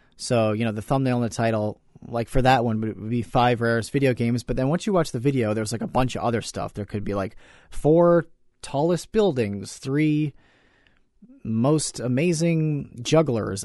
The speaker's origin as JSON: {"language": "English", "region": "New York", "country": "United States", "tie": "born or raised there", "said": "growing up in New York, in the United States of America"}